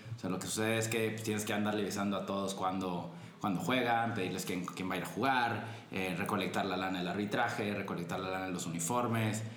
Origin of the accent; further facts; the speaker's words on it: Culiacán, Sinaloa, Mexico; moved away as an adult; now in Guadalajara, Mexico; yo soy de Culiacán originalmente